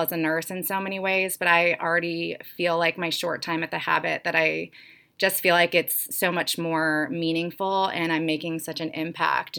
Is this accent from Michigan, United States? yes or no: no; St. Louis, Missouri, United States; moved away as an adult; also born or lived in Florida / Columbia, Missouri / Atlanta; I am from St. Louis. I've kind of lived all over, though.